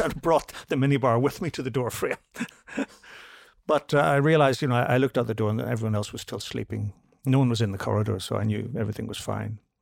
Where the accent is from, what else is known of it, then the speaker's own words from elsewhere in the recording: Belfast, Northern Ireland, United Kingdom; moved away as an adult; also born or lived in London; I came from Belfast where we just, we had the, the conflict and everything